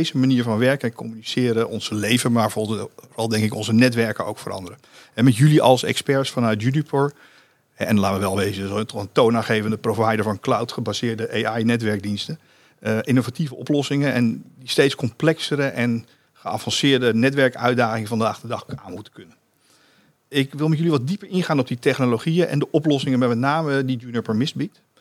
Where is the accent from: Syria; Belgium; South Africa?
South Africa; Dutch is a second language; Ik ben een Zuid-Afrikaan